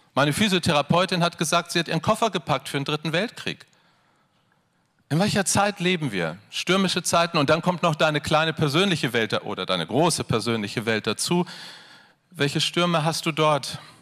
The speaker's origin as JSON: {"language": "German", "town": "Hanover", "region": "Lower Saxony", "country": "Germany", "said": "Wir kommen aus Hannover"}